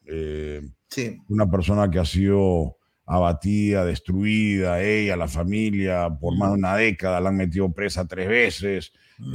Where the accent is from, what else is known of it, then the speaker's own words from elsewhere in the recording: Peru; now in United States; Yo sí fui al Marca, uno de los mejores colegios del Perú